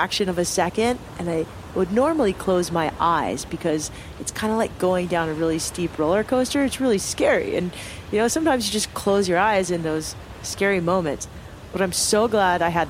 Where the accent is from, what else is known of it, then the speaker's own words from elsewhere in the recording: Cardiff-by-the-Sea, California, United States; also born or lived in Solana Beach, California; I grew up in Cardiff by the Sea, California, on the beach